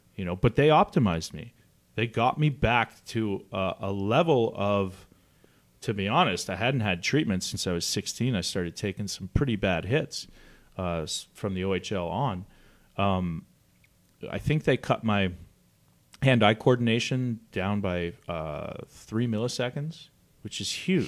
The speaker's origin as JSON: {"language": "English", "country": "Canada", "moved": "as an adult", "lives_now": "United States", "said": "I'm from Canada"}